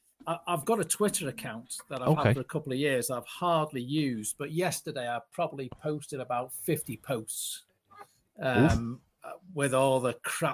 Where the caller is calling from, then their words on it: Barnsley, Yorkshire and the Humber, United Kingdom; I'm calling from Barnsley.